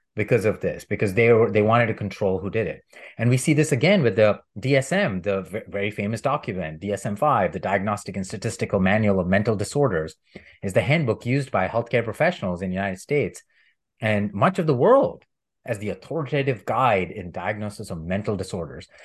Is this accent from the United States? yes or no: no; India; moved away; I'm from India and I grew up learning about plant-based medicine